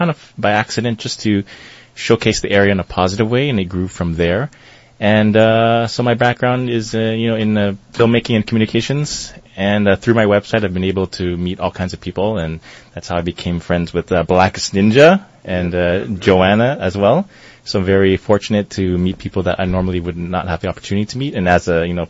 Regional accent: Toronto, Ontario, Canada; I was born here in Toronto. I live and grew up in the Jane Finch area.

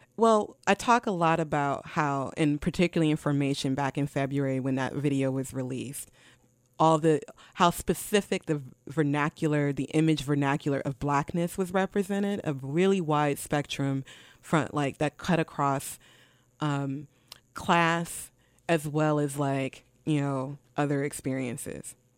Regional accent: Milwaukee, Wisconsin, United States; I visited America's Black Holocaust Museum in my hometown of Milwaukee

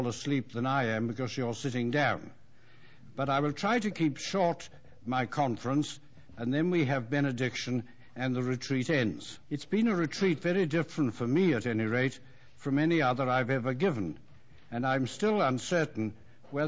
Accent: England, United Kingdom; as an Englishman

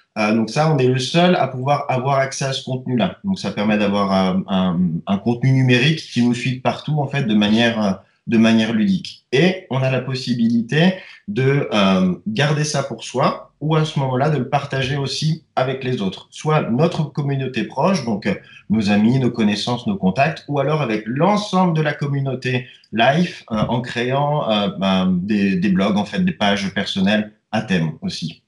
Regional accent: Switzerland; chez nous en Suisse

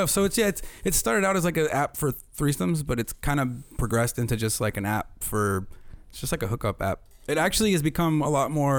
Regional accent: Louisiana, United States; moved away as an adult; I'm from Louisiana originally. Mm-hmm. Moved here 2 years ago with my wife.

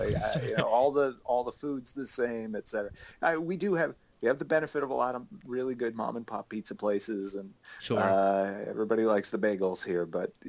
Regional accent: Long Island, New York, United States; I was born and raised on Long Island.

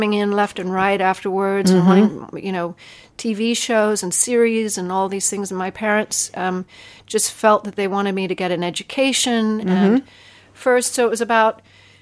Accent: London, United Kingdom; I was growing up in England at the time, mm. in London

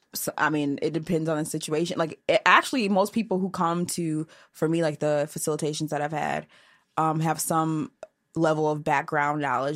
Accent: Portage, Michigan, United States; now in Chicago, United States; I'm from Michigan

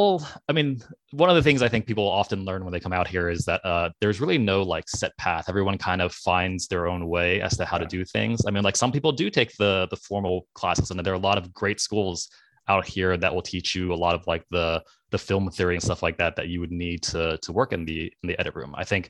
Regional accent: East Coast, United States; I grew up on the East Coast in a relatively traditional like Asian American family

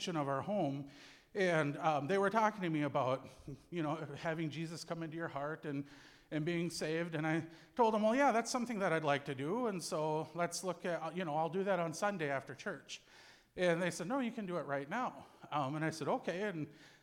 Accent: Cass Lake, Minnesota, United States; So I was born and raised on the Leech Lake Indian Reservation in north central Minnesota.

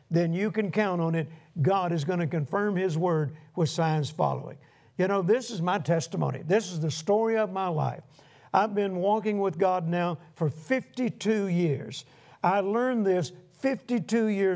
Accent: United States; being an American

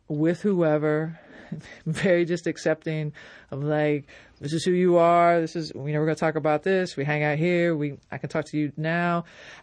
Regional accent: Logan, Ohio, United States; growing up in Logan, it was fine

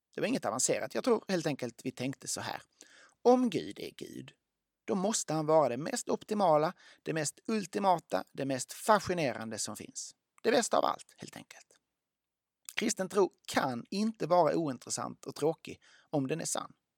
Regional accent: Lund, Skåne, Sweden; Jag växte upp i Lund

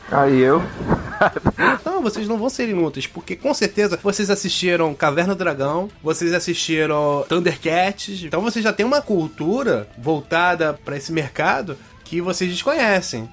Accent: São Paulo, Brazil; Eu sou paulista

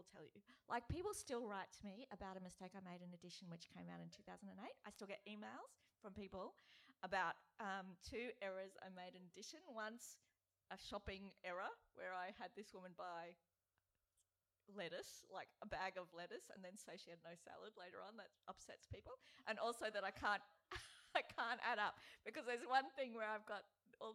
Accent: Brisbane, Queensland, Australia; moved away; I lived there then, I'm from Brisbane

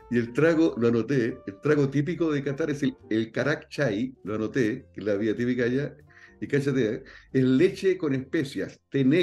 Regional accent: Chile; yo soy chileno.

